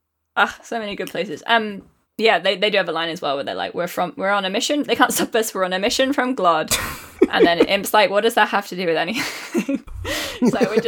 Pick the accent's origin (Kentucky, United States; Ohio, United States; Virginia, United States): Virginia, United States; accent: Virginian; I used to have a an American accent. I used to have a Virginian accent, but then as soon as I started podcasting, it disappear